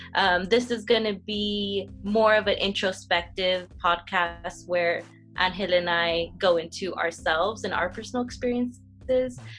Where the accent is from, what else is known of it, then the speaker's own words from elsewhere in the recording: Whittier, California, United States; I'm from Whittier. I still live in Whittier and uh, Whittier, California, to be specific